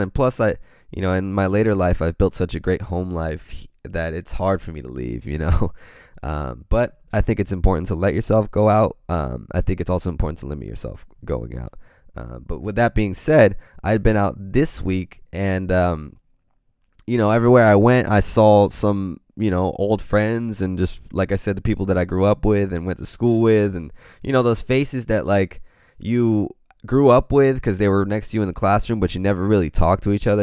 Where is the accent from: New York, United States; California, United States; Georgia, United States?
California, United States; Pacific Grove; I grew up in Pacific, Pacific Grove, California